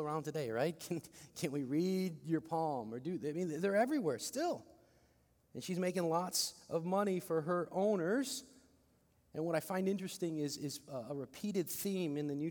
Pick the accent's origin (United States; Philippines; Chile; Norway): Philippines; I'm such a Filipino